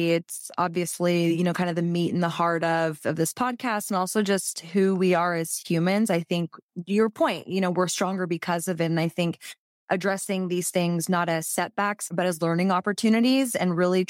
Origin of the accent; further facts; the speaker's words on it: Texas, United States; especially as a Texan, where people are, you know, when's legalization going to come?